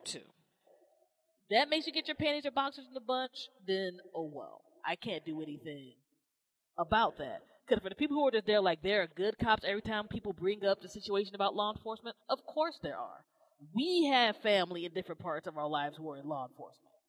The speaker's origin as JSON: {"language": "English", "region": "Maryland", "country": "United States", "tie": "born or raised there", "said": "Maryland's my home state"}